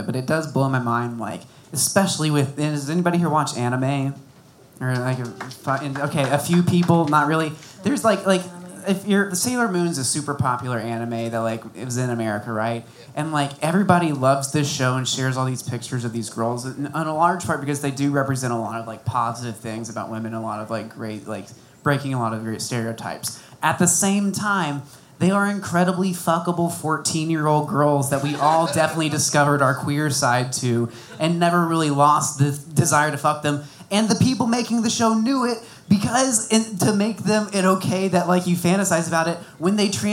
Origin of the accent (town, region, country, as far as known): Bonham, Texas, United States; now in Austin, United States